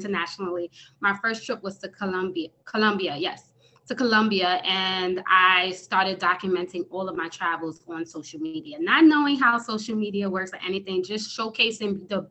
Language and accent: English; New York City, New York, United States; I am originally from New York City, born and raised in the Bronx, New York